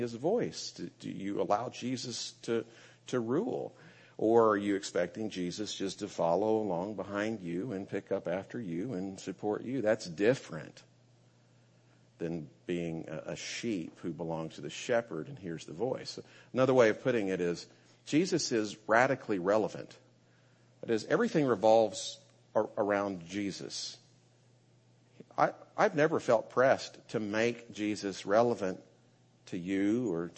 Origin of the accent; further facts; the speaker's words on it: United States; as an American